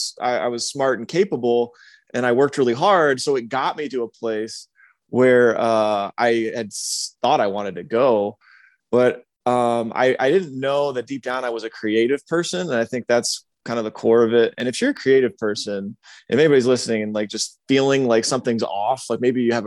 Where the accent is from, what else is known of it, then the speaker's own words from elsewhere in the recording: Michigan, United States; moved away as an adult; also born or lived in Atlanta / Greenville; Michigan, which was my home state